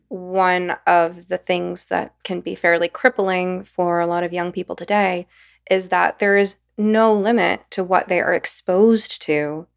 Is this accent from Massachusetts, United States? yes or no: no; Los Angeles, California, United States; I came from Los Angeles from a, a working class, mixed race neighborhood